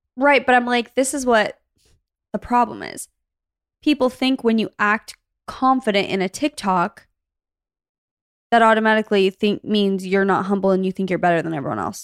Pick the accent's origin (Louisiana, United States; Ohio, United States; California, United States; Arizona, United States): Arizona, United States; moved away; we grew up in Arizona